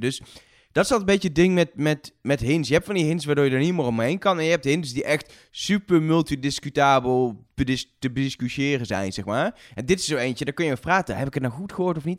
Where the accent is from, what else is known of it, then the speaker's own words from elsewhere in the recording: Netherlands; wij zijn zelf Nederlanders